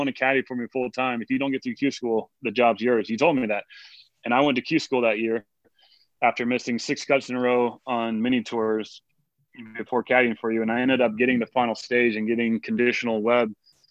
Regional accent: Northern California, United States; I was born in Northern California, and we grew up, my parents owned a health food store

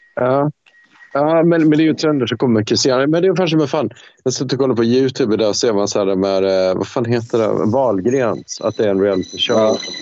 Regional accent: Sweden; jag som, som svensk

